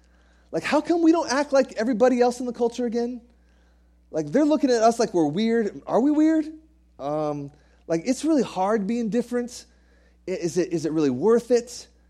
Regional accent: United States; moved away; I was raised in the States, and the way they do things over here is very, very different.

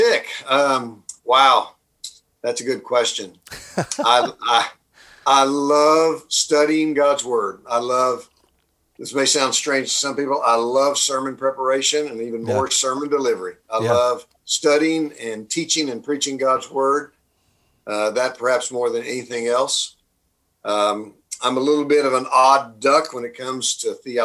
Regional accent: Oklahoma, United States; moved away as an adult; also born or lived in Dallas, Texas / Kansas City / Wheaton, Illinois; I'm an Okie by birth, been born and raised in Oklahoma

